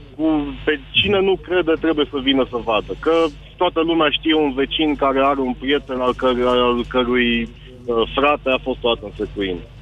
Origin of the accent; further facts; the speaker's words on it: Brașov, Brașov County, Romania; eu sunt brașovean